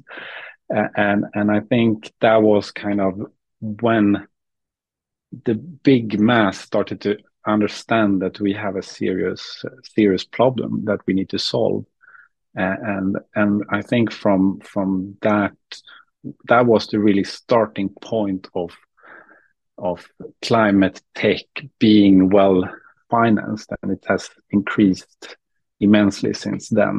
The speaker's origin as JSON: {"language": "English", "town": "Uppsala", "region": "Uppsala County", "country": "Sweden", "said": "I'm from Uppsala, Sweden"}